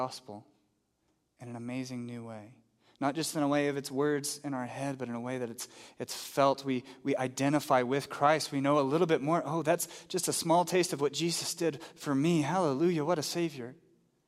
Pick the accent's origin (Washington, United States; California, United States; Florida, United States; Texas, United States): Texas, United States; now in New Mexico, United States; I grew up in Texas